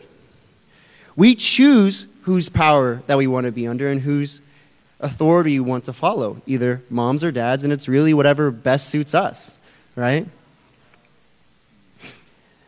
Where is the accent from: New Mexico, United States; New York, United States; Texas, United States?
New Mexico, United States; Albuquerque; moved away; I am from Albuquerque, New Mexico. And that's a little bit of my homeland right there. That's the city that I went to high school in all those formative years.